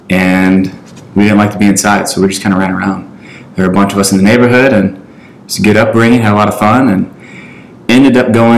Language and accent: English; St. Louis, Missouri, United States; also born or lived in Jefferson County; Born and raised in St. Louis, so North County. So the question everybody asks, I went to Hazelwood Central.